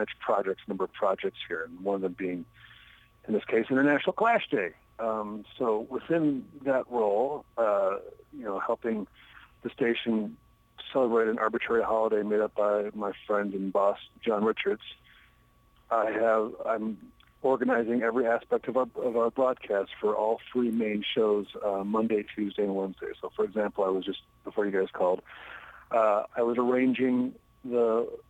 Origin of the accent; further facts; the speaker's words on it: Minneapolis, Minnesota, United States; I'm from Minneapolis